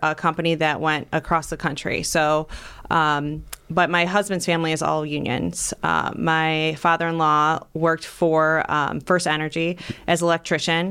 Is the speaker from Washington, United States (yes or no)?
no; North Ridgeville, Ohio, United States; I grew up in North Ridgeville